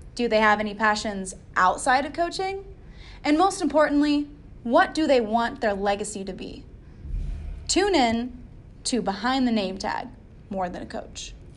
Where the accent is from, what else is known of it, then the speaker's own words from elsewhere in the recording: Austin, Texas, United States; I'm from Austin, right? And it's a kind of a hippie town, and it's part of Texas